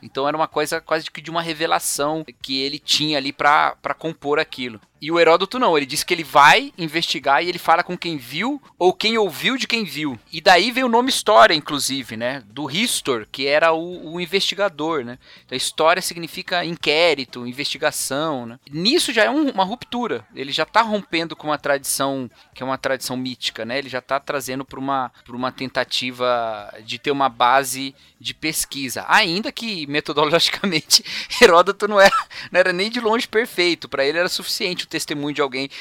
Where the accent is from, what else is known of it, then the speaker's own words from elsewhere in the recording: Brazil; nós somos brasileiros